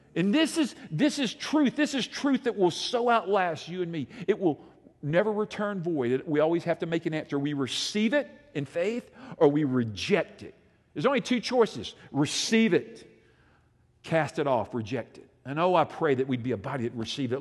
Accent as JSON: {"language": "English", "region": "Alabama", "country": "United States", "said": "I'm from Alabama"}